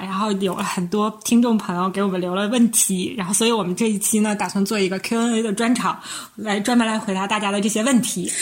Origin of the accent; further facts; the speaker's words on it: Northeast China, China; 我们是三个来自东北的 ladies